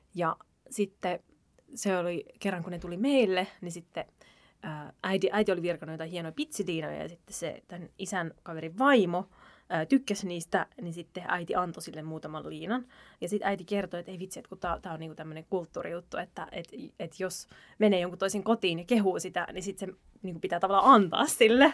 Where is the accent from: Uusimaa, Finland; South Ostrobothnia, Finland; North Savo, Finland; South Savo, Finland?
Uusimaa, Finland; Helsinki; mä oon asunut, mä oon Pesalasta kotosin.